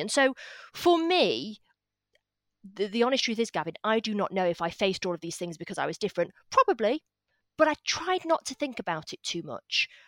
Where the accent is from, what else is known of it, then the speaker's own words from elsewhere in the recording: Salford, North West England, United Kingdom; accent: northern; I grew up in Salford in Manchester